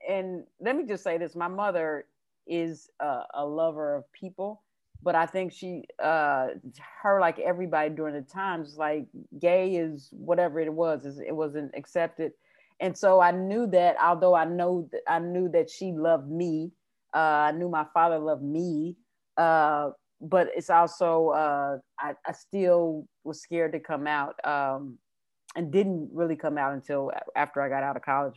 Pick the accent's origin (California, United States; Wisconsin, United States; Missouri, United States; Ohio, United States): Missouri, United States; Kansas City; moved away as an adult; also born or lived in South Carolina; now in New York, United States; I'm originally from Kansas City, Missouri